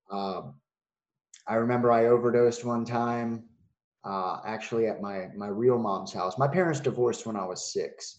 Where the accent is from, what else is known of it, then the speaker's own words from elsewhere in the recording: Wilmington, Delaware, United States; I'm from Wilmington, Delaware um, which is up north